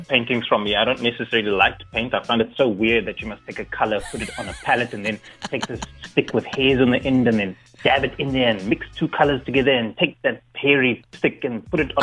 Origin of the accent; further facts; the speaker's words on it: Cape Town, Western Cape, South Africa; I'm originally from Cape Town